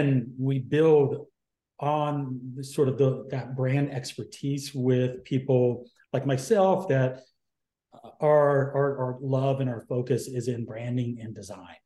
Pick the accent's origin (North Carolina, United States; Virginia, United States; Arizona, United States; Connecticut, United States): North Carolina, United States; moved away as an adult; now in San Diego, United States; originally from the East Coast, North Carolina, but I call myself a San Diegan because I've been there since pretty much my entire adult life.